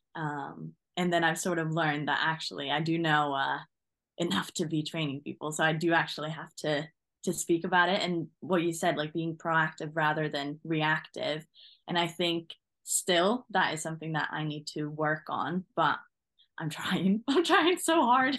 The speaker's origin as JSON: {"language": "English", "country": "Norway", "moved": "as an adult", "lives_now": "England, United Kingdom", "said": "So originally, I come from Norway."}